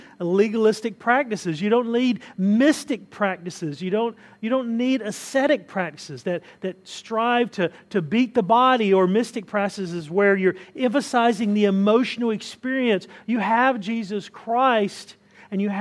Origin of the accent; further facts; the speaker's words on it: Southern U.S., United States; I can always identify myself as a Southerner if I want to. Southern U.S., we identify ourselves as a specific group